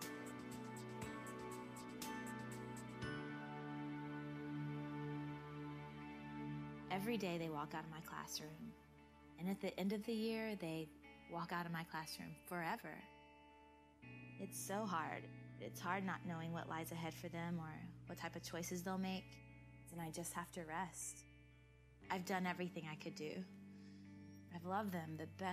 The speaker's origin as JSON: {"language": "English", "region": "Georgia", "country": "United States", "tie": "born or raised there", "said": "I grew up in Georgia, mostly at my grandmother's house because my mom and dad were divorced."}